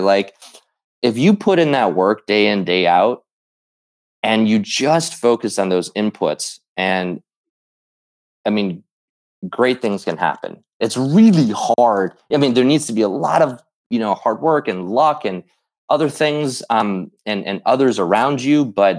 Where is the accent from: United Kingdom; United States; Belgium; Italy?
United States; Midwest; for a lot of us growing up in the Midwest, we obviously idolized Michael Jordan.